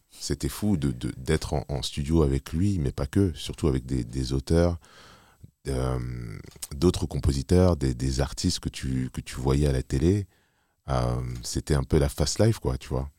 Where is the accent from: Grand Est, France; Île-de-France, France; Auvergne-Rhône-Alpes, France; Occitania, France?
Île-de-France, France; Paris; also born or lived in Montreuil / Neuilly-Plaisance; suis né à Paris, j'ai grandi à Paris